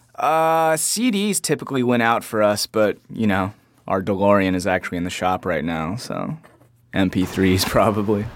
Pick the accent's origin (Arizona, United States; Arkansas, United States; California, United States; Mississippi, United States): Arizona, United States; Phoenix; I'm from Phoenix